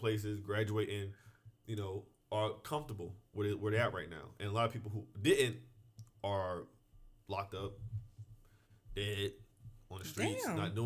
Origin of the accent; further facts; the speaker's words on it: New Jersey, United States; I grew up in New Jersey, where there's not a lot of people.